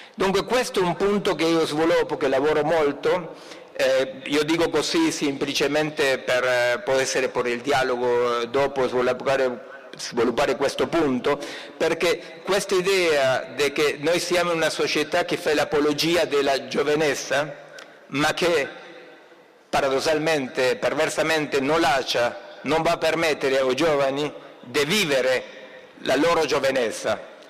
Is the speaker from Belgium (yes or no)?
no; Argentina; Italian is a second language; moved away; il mio compatriota che imita il mio accento, il Papa Francesco